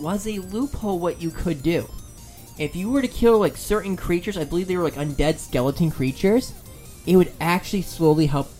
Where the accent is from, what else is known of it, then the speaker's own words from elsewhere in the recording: United Kingdom; I am British, everyone.